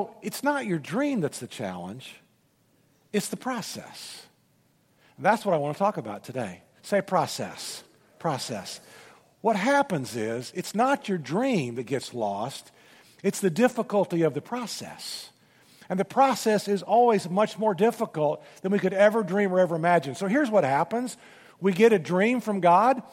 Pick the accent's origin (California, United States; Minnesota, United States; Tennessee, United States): Tennessee, United States; Memphis; I'm from Memphis